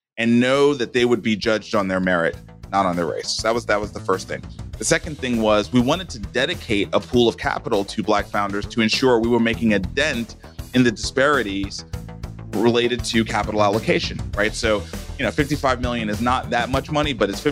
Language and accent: English; New York City, New York, United States; I was born and raised in Brooklyn, New York in 1975